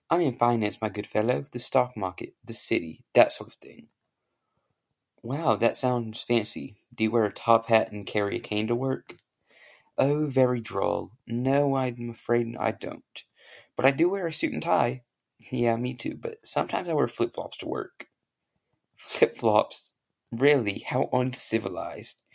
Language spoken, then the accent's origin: English; United Kingdom; And I have a very good British accent, if you can't tell right now, because I'm British, obviously.